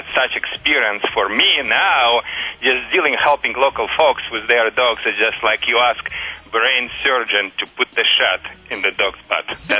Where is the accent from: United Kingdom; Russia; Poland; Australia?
Russia; English is a second language; moved away as an adult; now in Michigan, United States; I immigrated in the United States 10 years ago, and prior to that, I was working for Russian Red Army. I trained the dogs as patrol dogs on the Russia-China border.